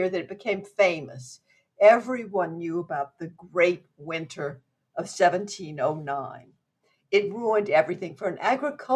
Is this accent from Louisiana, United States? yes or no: yes; Opelousas, Louisiana, United States; moved away; from Opelousas